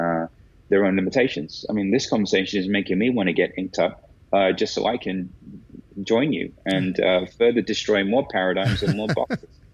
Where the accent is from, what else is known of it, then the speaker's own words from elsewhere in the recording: India; one of the biggest kind of stereotypes that I fall into is that I'm Indian. So then naturally, by extension, I'm a guru.